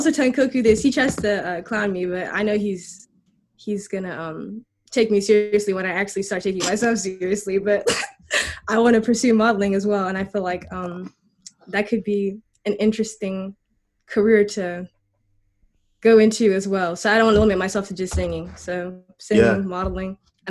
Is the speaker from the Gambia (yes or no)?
yes; Gambia; I was charting in Gambia. Like, that's my home country.